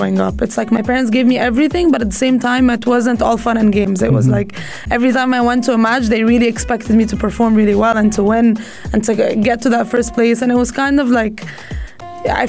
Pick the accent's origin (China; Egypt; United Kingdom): Egypt; also born or lived in United States; now in United Arab Emirates; I grew up in Egypt, and squash in Egypt is dominating